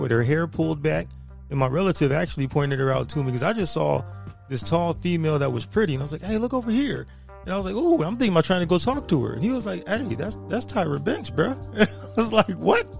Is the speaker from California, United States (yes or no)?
yes; San Diego, California, United States; born and raised in San Diego